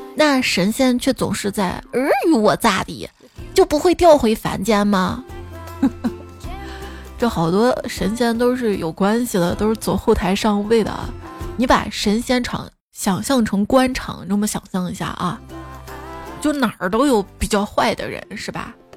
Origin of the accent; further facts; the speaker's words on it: Xi'an, Shaanxi, China; 作为一个西安人